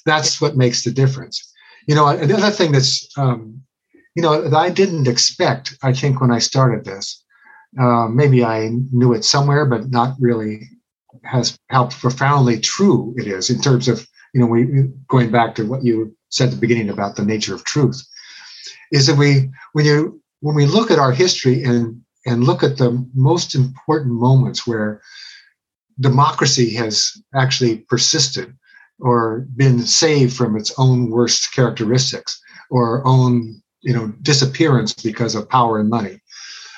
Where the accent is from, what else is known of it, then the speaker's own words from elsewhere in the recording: Cincinnati, Ohio, United States; I was growing up in Cincinnati